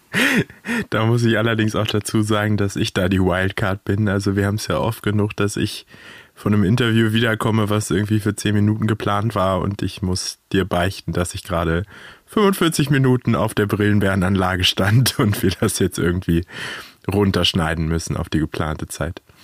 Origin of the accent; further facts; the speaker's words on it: Hanover, Lower Saxony, Germany; accent: Hochdeutsch; now in Frankfurt, Germany; Ich komme ursprünglich aus Hannover, deswegen spreche ich auch ein wunderschönes Hochdeutsch